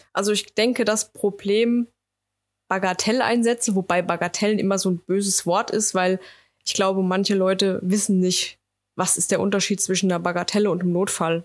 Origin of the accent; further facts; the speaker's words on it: Wetterau, Hesse, Germany; ich komme aus der Wetterau, ja, oder aus dem Rhein-Main-Gebiet